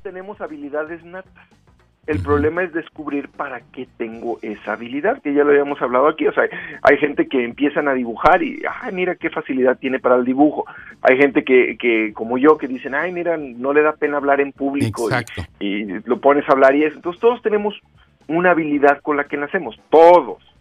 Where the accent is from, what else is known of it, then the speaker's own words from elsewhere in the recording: Rioverde, San Luis Potosí, Mexico; now in Guadalajara, Mexico; yo crecí en Río Verde